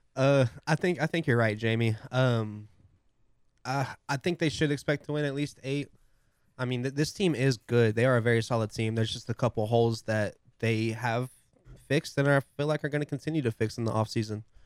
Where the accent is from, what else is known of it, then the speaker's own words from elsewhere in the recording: Lubbock, Texas, United States; born and raised in Lubbock, I've always been a Tech fan